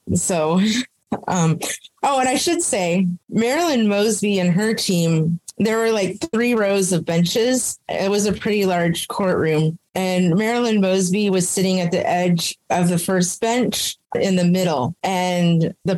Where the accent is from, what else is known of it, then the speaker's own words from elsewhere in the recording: Anchorage, Alaska, United States; moved away as an adult; also born or lived in Roswell, New Mexico / Las Cruces; I reverted in my hometown of Anchorage